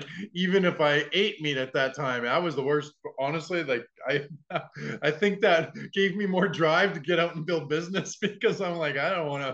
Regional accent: Saskatchewan, Canada; I grew up in Saskatchewan.

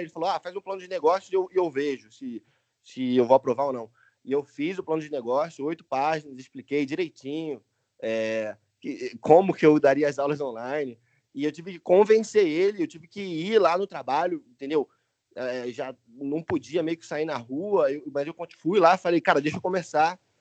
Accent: Niterói, Rio de Janeiro, Brazil; moved away as an adult; also born or lived in United States / England; now in Spain; eu nasci em Niterói, no Rio de Janeiro. Quando eu fiz 18 anos, eu fui morar nos Estados Unidos

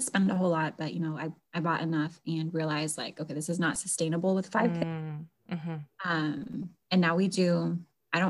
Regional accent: Alaska, United States; moved away as an adult; also born or lived in Florida / Idaho; My husband and I are originally born and raised in Alaska.

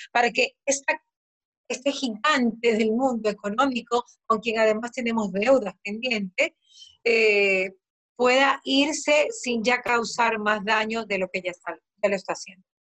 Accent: Bahía de Caráquez, Manabí, Ecuador; hay quienes nacimos, nacen en Bahía

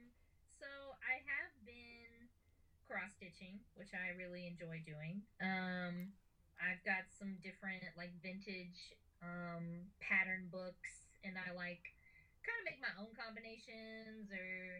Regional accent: Bulloch County, Georgia, United States; moved away as an adult; now in Columbus, United States; I am originally from Bullock County, Georgia, but my husband got a job here in Columbus, Ohio, and we moved here almost exactly 4 years ago.

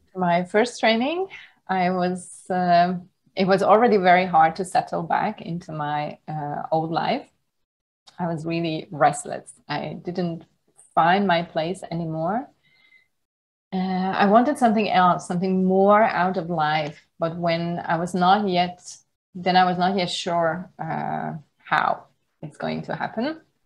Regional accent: Hungary; moved away as an adult; also born or lived in Budapest, Hungary / United Kingdom / Germany; now in Thailand; I was uh, born and raised in the Hungarian countryside

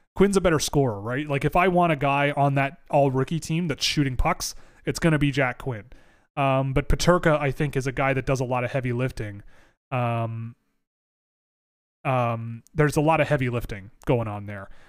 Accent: Toronto, Ontario, Canada; I gr, I grew up in Toronto

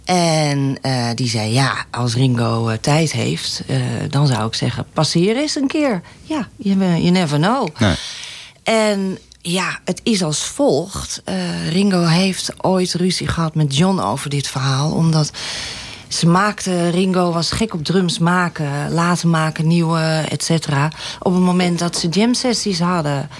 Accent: Amstelveen, North Holland, Netherlands; now in Laren, Netherlands

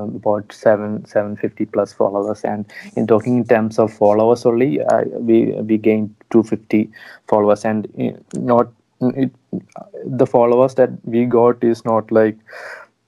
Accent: Kottayam, Kerala, India; we are from a small city from Kottayam

